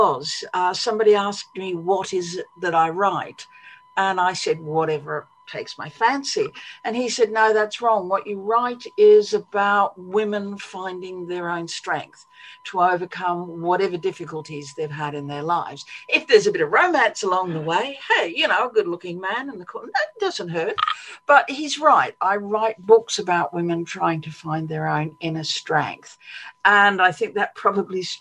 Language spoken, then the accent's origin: English; Australia; moved away as an adult; also born or lived in United States / London, United Kingdom; now in England; I'm Australian by birth. I grew up in Australia.